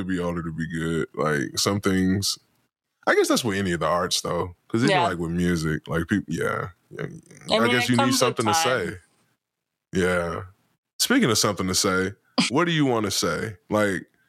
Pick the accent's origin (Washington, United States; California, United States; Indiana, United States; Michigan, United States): Michigan, United States; Detroit; I'm not from a small rural town. I'm from Detroit